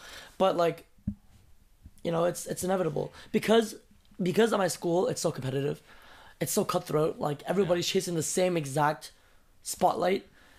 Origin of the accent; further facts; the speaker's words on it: United States; now in Beijing, China; I'm an American.